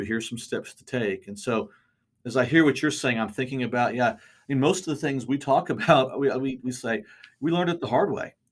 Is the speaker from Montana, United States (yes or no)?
no; Bartlesville, Oklahoma, United States; growing up in Bartlesville, we went to the same high school, graduated the same year